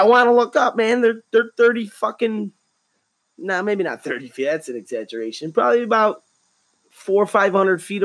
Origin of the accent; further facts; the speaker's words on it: United States; I'm an American